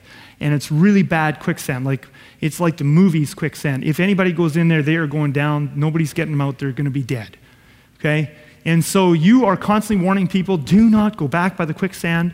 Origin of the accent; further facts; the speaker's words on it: Southeast Manitoba, Canada; we come from Southeast Manitoba and you're a farmer